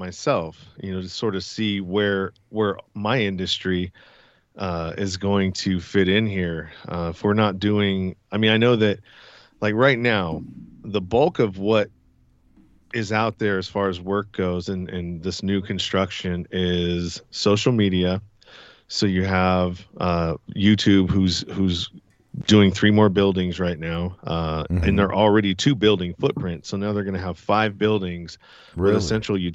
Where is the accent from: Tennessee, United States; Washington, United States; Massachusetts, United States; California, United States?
California, United States; San Francisco Bay Area, Northern; I'm from Northern California, San Francisco Bay Area, to be exact. I'm on the east side near the Delta.